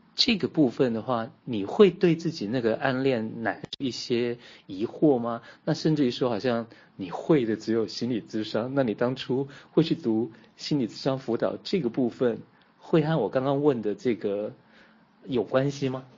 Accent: Taiwan; 在在台湾我们把普通话叫国语嘛

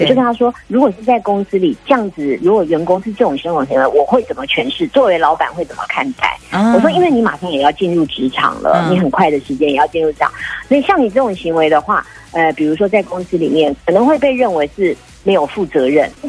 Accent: Taichung, Taiwan; 我也是台中人，我是台中女儿

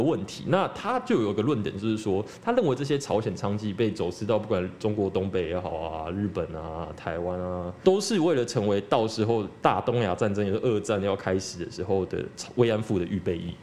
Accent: Taiwan; 我们台湾人

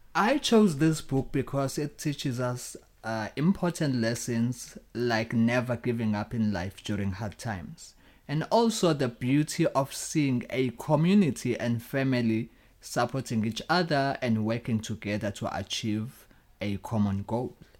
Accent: Durban, KwaZulu-Natal, South Africa; moved away; I come from South Africa. I grew up in a poor family in Umlazi Township.

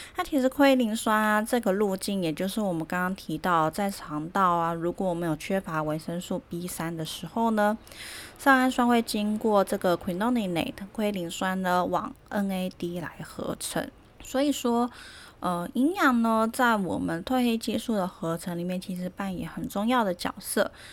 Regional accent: Taiwan; 我们台湾人

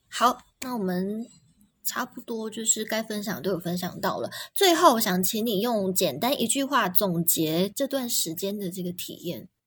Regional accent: Taiwan; 我们很多台湾人也都是只窝在台湾人的圈子里面啊，去澳洲对打啊工

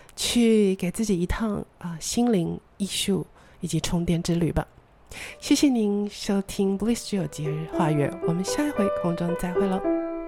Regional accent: Taichung, Taiwan; moved away as an adult; also born or lived in Taipei; 我们老家的二楼的大客厅放着我的两台演奏型的钢琴

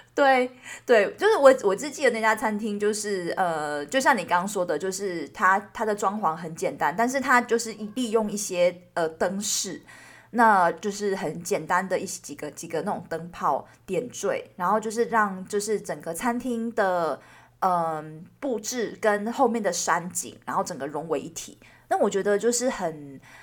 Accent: Taiwan; 我们一群台湾人，居然在瑞典斯德哥尔摩的小岛

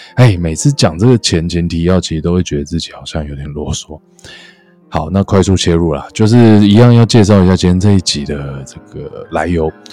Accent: Miaoli County, Taiwan; 我也是客家人，我苗栗这样

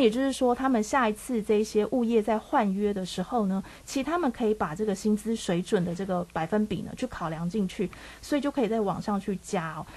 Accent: Taiwan; 我们台湾人

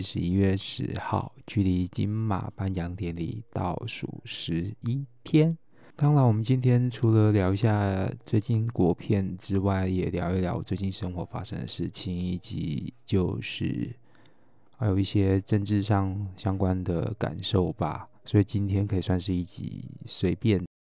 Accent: Taiwan; moved away; 我们台湾人

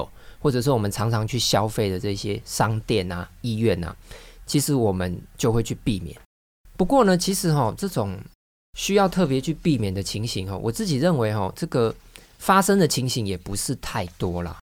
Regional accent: Taiwan; 其实我们台湾人民的水准哈，真的是这个越来越好了哈。

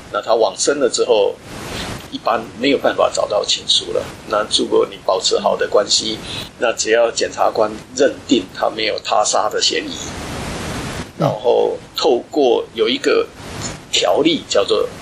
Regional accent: Hualien, Hualien County, Taiwan; moved away; 因为我本身是花莲人

